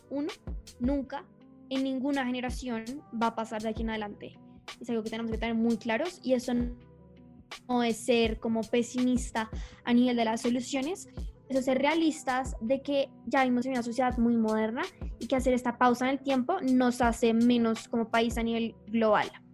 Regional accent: Colombia; somos como colombianos

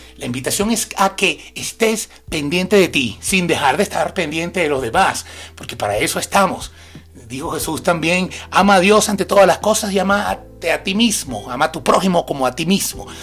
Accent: Maracay, Aragua, Venezuela; de San José, Maracay, mi feria, allá en mi ciudad

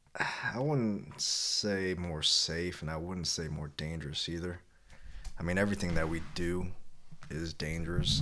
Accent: Kentucky, United States; I was born in Kentucky

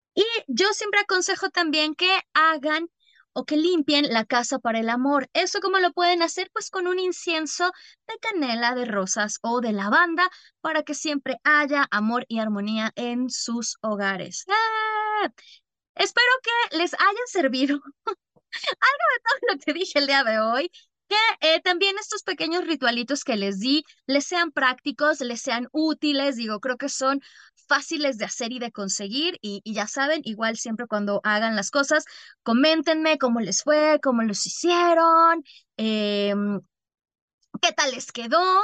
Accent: Mexico; also born or lived in Algeria; yo sí soy como buena bruja mexicana

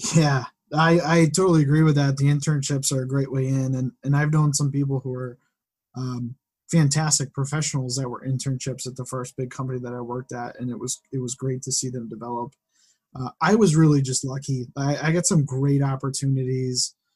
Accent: West Springfield, Massachusetts, United States; I grew up in West Springfield

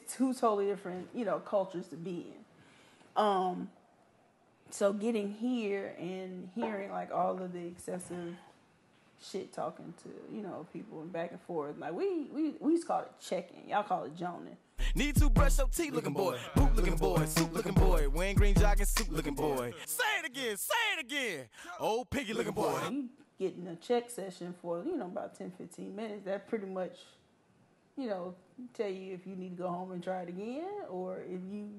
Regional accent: Memphis, Tennessee, United States; moved away as an adult; also born or lived in Georgia; now in Atlanta, United States; So I was already from Memphis.

